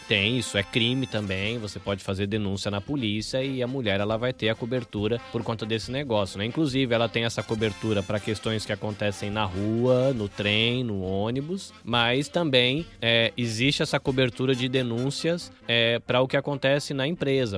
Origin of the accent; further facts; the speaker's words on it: interior of São Paulo, Brazil; also born or lived in Salvador, Bahia; Nasci em Salvador, mas eu fui criado no interior de São Paulo.